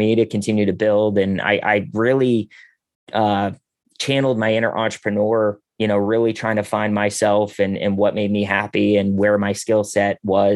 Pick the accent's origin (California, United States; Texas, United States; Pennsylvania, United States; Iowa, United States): Pennsylvania, United States; Pittsburgh; I'm originally from Pittsburgh